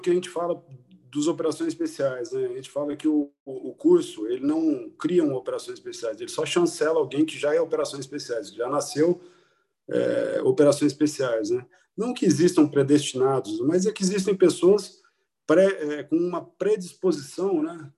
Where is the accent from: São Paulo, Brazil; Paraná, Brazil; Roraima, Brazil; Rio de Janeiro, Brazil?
Paraná, Brazil; interior of; moved away; also born or lived in Maringá; Eu vim do interior do Paraná, é, morei grande parte da minha infância em cidades muito pequenas, depois fui para cidades, é, uma cidade média, que é Maringá